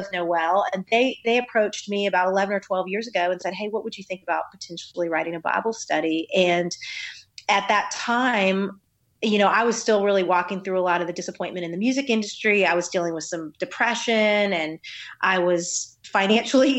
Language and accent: English; United States; now in Nashville, United States; I grew up right outside of Washington, D.C., and was born to a pastor